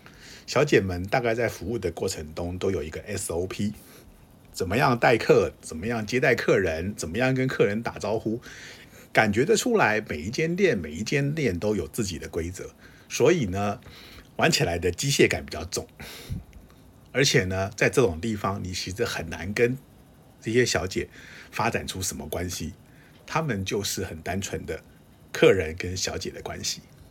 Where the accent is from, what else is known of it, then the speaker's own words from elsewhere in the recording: Japan; Chinese is a second language; 当然过程中还是有常常被人家店家认出来我是日本人而被请出来的状况。